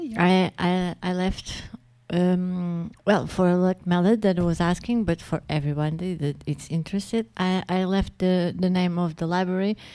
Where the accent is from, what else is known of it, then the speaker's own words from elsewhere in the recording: Portugal; English is a second language; I'm speaking uh, Latin as a Portuguese